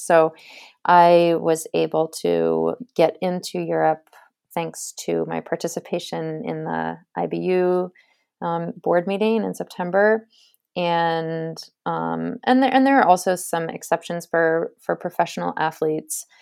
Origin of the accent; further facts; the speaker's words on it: Cape Elizabeth, Maine, United States; I'm from Cape Elizabeth, Maine